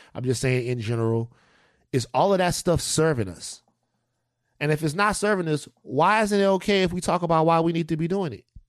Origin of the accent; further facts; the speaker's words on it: Louisiana, United States; moved away; I come from Louisiana where people get sick.